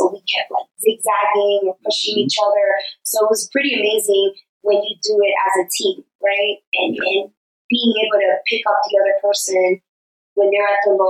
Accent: New York City, New York, United States; I'm from New York.

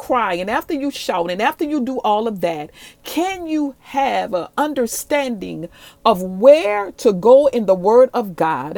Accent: New Orleans, Louisiana, United States; moved away as an adult; also born or lived in Dallas-Fort Worth, Texas; I'm originally from New Orleans

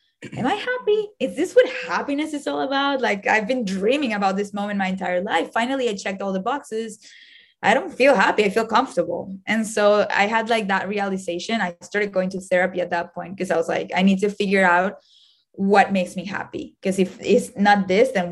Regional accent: Venezuela; moved away as an adult; now in United States; I was born in Venezuela

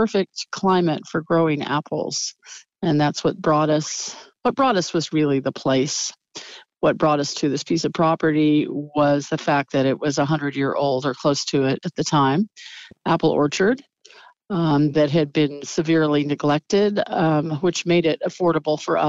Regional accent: Central Valley, California, United States; now in Anderson Valley, United States; I grew up in the Central Valley

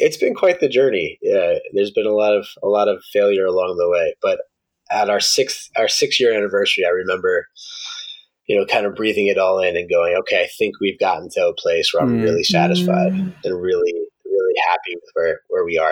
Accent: New York, United States; moved away as an adult; I grew up in New York

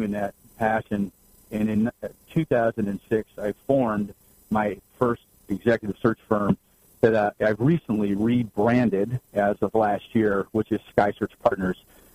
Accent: Santa Cruz, California, United States; moved away as an adult; now in Arizona, United States; born and raised in Northern California, kind of a beach boy at heart. I was raised in Santa Cruz

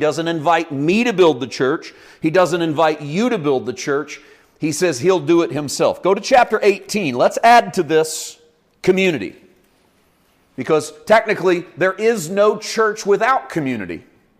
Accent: Missouri, United States; moved away; I was raised in Missouri, and my little town in Missouri didn't have 17,000 people in it.

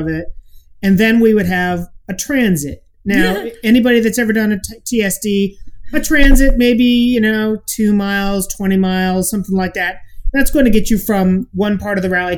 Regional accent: Midwest, United States; We grew up in the Midwest

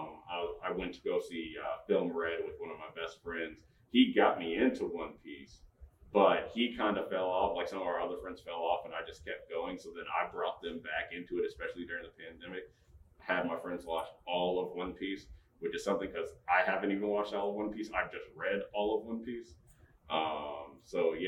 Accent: Michigan, United States; also born or lived in Georgia; I was born in Georgia and then moved up here. So I've been in Michigan for most of my life

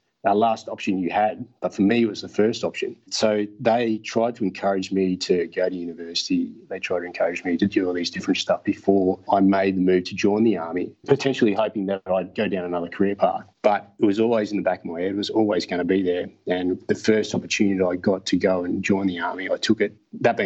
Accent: Brisbane, Queensland, Australia; So I grew up in Brisbane, and about the age of 10, we moved out to a rural area just north of Brisbane.

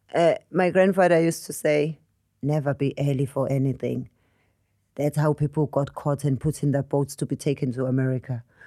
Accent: South Africa; moved away as an adult; now in United Kingdom; as an African traveling the world.

